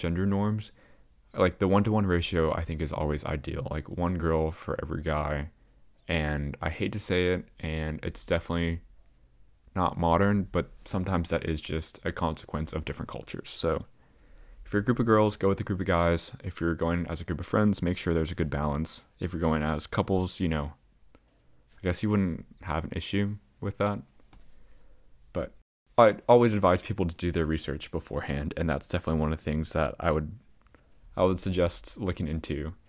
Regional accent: United States; as an American

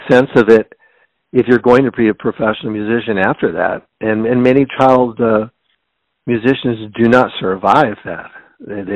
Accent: Seattle, Washington, United States; I was born and raised in Seattle, Washington

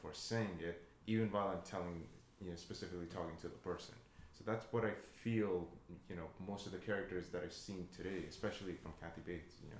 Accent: India; moved away; when I was growing up in India and I grew up here

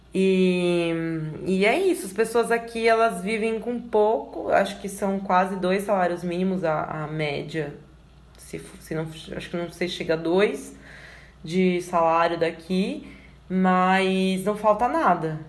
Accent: São Paulo, Brazil; moved away as an adult; now in Serra da Saudade, Brazil; Eu sou de São Paulo, agora tô morando em Minas

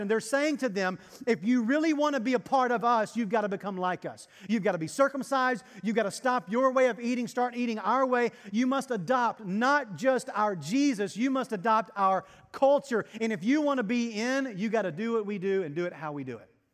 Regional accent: Arkansas, United States; now in Texas, United States; I come from Arkansas

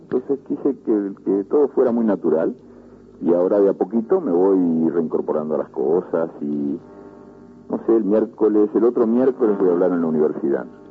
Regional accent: Montevideo, Uruguay; moved away as an adult; also born or lived in La Aguada, Montevideo / Madrid; en La Guada y me crié en, en el buceo.

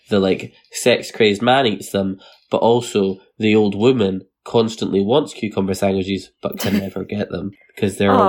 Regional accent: Scotland, United Kingdom; accent: Fife; I don't want to insult anyone from Fife. It's not my favorite accent, and my mum always raised me to like speak properly because my mum was from Edinburgh, and then I moved to Edinburgh

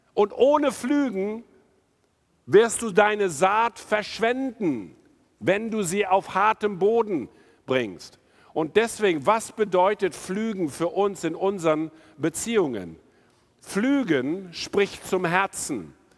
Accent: India; also born or lived in North Rhine-Westphalia, Germany / Tostedt, Germany; now in Germany; ich bin in Indien aufgewachsen

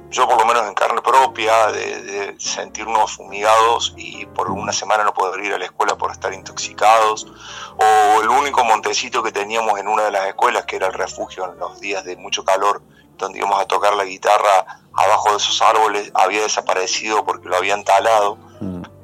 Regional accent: San Marcos Sud, Córdoba, Argentina; yo soy nacido acá en San Marcos, San Marcos Sur.

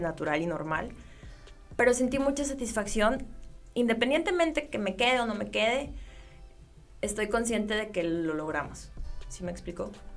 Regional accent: Ciudad Obregón, Sonora, Mexico; Yo soy de Ciudad Obregón, Sonora

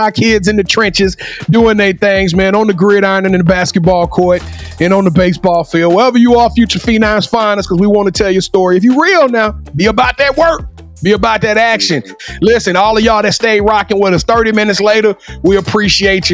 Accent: Louisiana, United States; I'm from Louisiana.

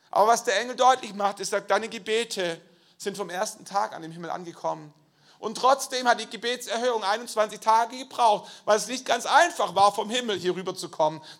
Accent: Schwäbisch Gmünd, Baden-Württemberg, Germany; Ich komme aus Schwäbisch Gmünd, ich bin der Leiter der christlichen Studentenmission in Schwäbisch Gmünd gewesen.

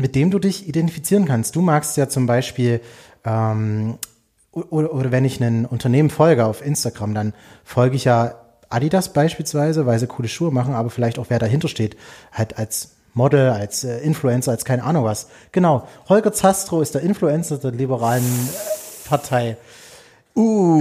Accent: Erzgebirge, Saxony, Germany; war Stadtrat bei mir im Erzgebirge in meiner Heimatstadt

